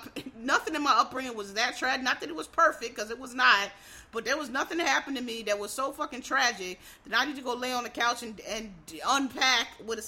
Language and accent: English; United States; as African American